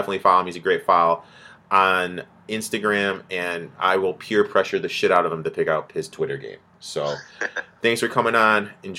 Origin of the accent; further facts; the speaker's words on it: Michigan, United States; I grew up in Michigan